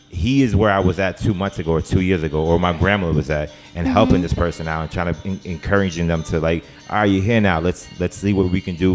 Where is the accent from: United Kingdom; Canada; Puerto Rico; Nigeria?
Puerto Rico; as Puerto Ricans